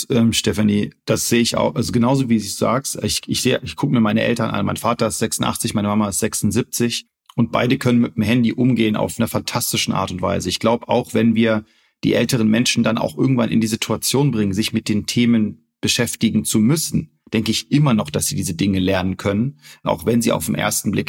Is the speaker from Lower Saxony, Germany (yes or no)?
yes; Wolfsburg, Lower Saxony, Germany; Ich bin Wolfsburger, genau. Ich bin in Wolfsburg geboren.